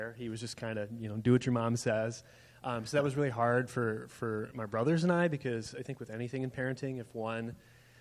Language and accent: English; Cedar Rapids, Iowa, United States; moved away as an adult; grew up in Cedar Rapids, Iowa